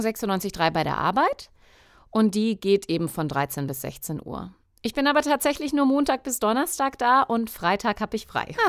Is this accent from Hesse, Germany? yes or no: no; Coburg, Bavaria, Germany; now in Munich, Germany; Ich komme ursprünglich aus Coburg, also gar nicht so weit weg von Bayreuth. Ich lebe jetzt in München